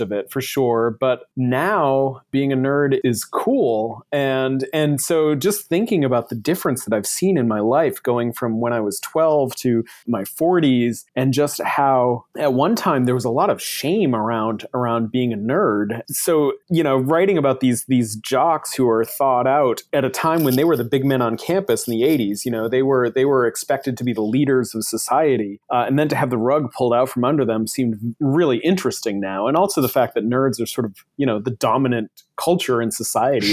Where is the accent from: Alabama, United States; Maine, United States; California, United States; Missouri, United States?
Maine, United States; Buxton; moved away as an adult; also born or lived in Portland, Maine / Boston / Colorado; now in Seattle, United States; I grew up in Buxton, Maine